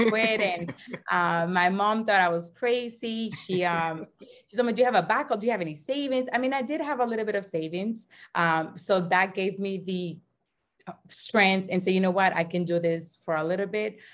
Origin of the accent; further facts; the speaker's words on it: Dominican Republic; moved away as an adult; also born or lived in Dorchester, Boston, United States; now in United States; I'm originally from the Dominican Republic, born and raised